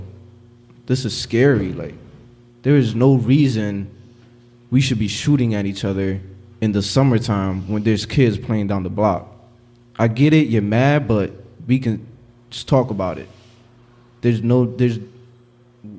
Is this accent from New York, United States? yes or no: no; Philadelphia, Pennsylvania, United States; growing up in North Philly